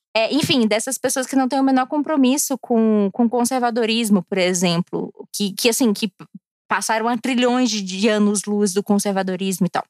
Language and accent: Portuguese; Brasília, Federal District, Brazil; also born or lived in Rio Grande do Sul; eu moro em Brasília, eu sou nascida e criada em Brasília